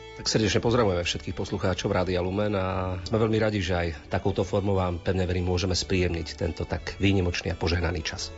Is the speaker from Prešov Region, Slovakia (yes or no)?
yes; Krásna Lúka, Prešov Region, Slovakia; ja som z Krásnej Luky